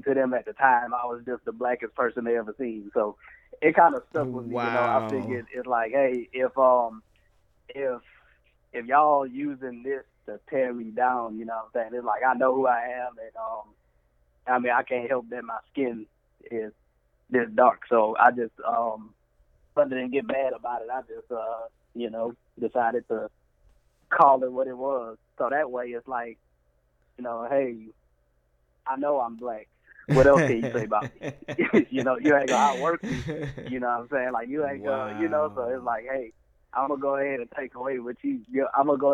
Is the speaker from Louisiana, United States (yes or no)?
yes; Plaquemine, Louisiana, United States; now in Baton Rouge, United States; I'm from Plaquemine, Louisiana, but I reside in the Baton Rouge metropolitan area